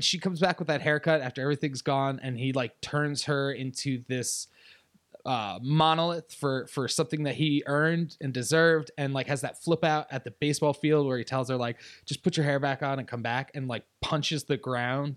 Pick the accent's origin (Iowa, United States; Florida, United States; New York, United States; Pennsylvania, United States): New York, United States; upstate; also born or lived in Virginia; upstate New York.